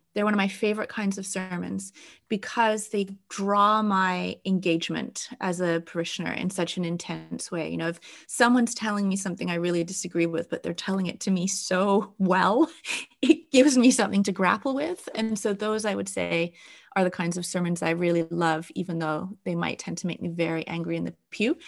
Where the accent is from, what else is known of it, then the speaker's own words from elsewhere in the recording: England, United Kingdom; also born or lived in Wales; now in Canada; as an English person